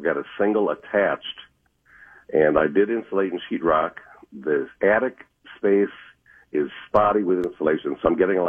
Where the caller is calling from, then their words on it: Fridley, Minnesota, United States; Fridley, Minnesota.